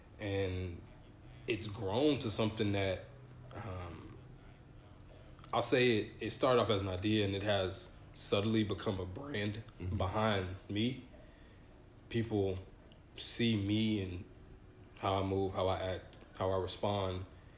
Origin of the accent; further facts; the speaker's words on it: Grand Rapids, Michigan, United States; born there; Nope. So I was born in Grand Rapids, Michigan.